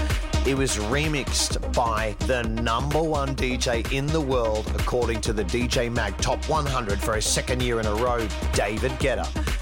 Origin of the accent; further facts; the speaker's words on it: Australia; based in my home country of Australia, down in Melbourne.